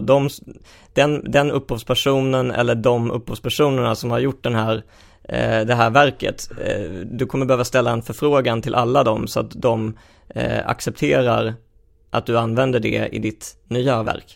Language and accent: Swedish; Helsingborg, Skåne, Sweden; jag växte upp i Helsingborg